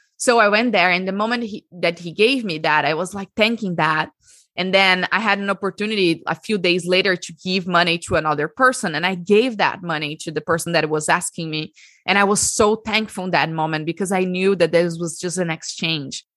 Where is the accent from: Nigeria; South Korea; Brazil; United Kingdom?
Brazil; So, I'm Brazilian. I l, was born and raised in Brazil, and I lived my whole life in Brazil.